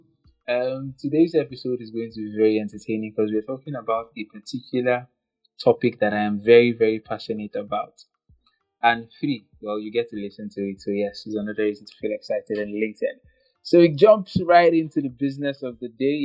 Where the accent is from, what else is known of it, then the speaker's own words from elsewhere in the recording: Nigeria; I am from Nigeria